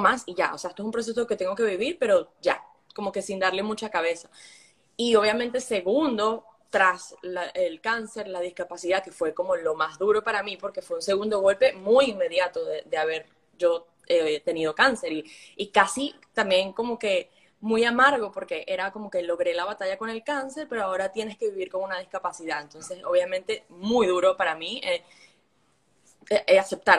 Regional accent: Venezuela; now in United States; creciendo en Venezuela

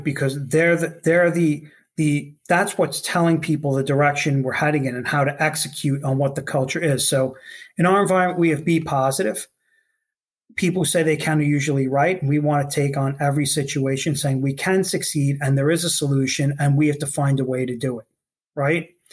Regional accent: New York City, New York, United States; I grew up on Staten Island in New York City

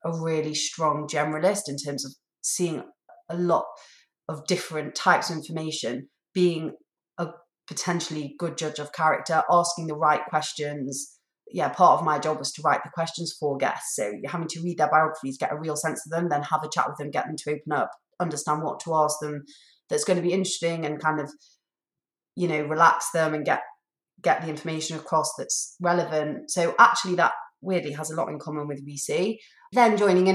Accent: Manchester, North West England, United Kingdom; moved away as an adult; also born or lived in Oxford; I grew up in Manchester, then went to Oxford University.

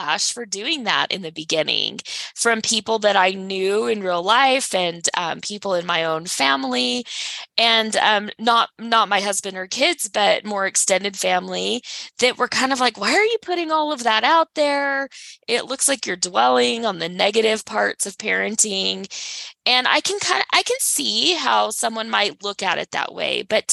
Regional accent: Texas, United States; now in Salt Lake City, United States; born and raised in Texas, but I live in Salt Lake City, Utah

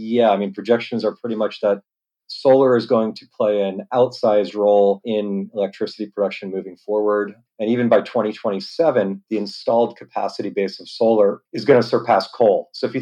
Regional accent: East Coast, United States; now in San Diego, United States; I grew up around mostly on the East Coast of the US, but internationally as well. Been out here about 15 years.

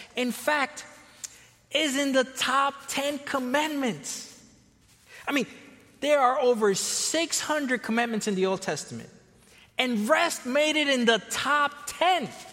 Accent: Florida, United States; also born or lived in Costa Rica / California; now in Chicago area, United States; I was born in Costa Rica. I was raised in Florida, spent a long time in California

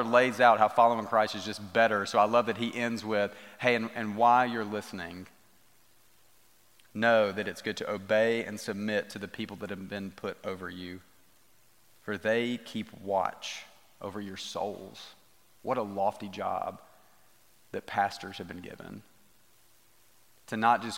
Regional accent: United States

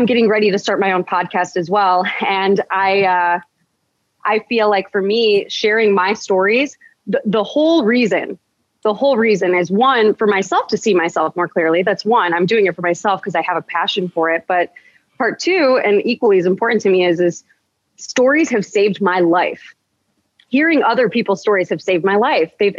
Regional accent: United States; first language English; I'm American. I'm born in America. I'm Chaldean by heritage. Absolutely. That's part of who I am. It's in my blood. But I was born here. So I'm going to school here

